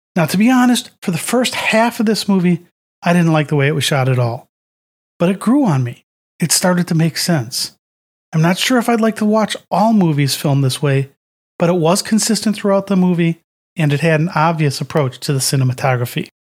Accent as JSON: {"language": "English", "country": "United States", "said": "we in the U S"}